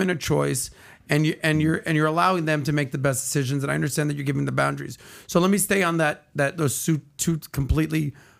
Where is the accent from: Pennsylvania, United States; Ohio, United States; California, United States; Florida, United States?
Florida, United States; Miami; from Miami